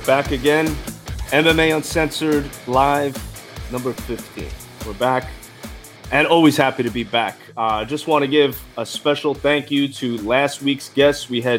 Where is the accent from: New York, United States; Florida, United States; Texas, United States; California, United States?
New York, United States